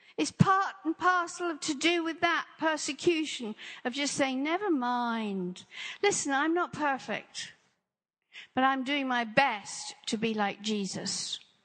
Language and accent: English; England, United Kingdom